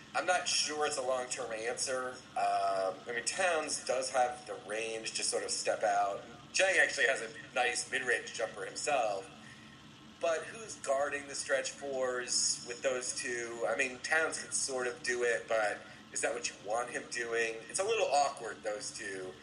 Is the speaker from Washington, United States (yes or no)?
no; Oxford, Ohio, United States; moved away; also born or lived in Cincinnati, Ohio; I grew up in Oxford